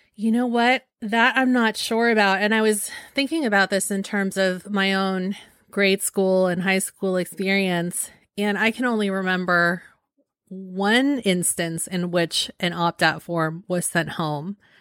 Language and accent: English; San Francisco Bay Area, California, United States; growing up in the San Francisco Bay Area, which is very liberal